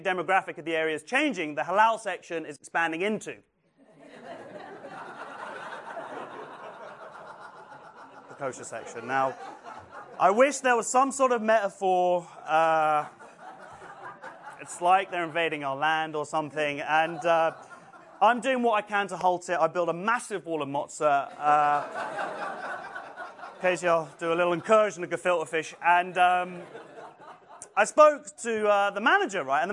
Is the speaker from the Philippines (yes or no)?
no; England, United Kingdom; I'm very proud of being English and British and Jewish